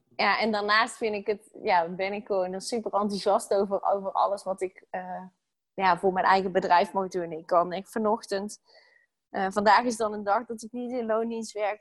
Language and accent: Dutch; North Brabant, Netherlands; moved away as an adult; now in Utrecht, Netherlands; Ik ben opgegroeid in Brabant